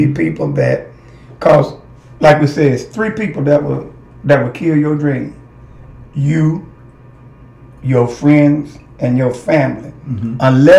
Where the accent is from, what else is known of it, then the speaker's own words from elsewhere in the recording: Blytheville, Arkansas, United States; also born or lived in Boston; I'm from Blyville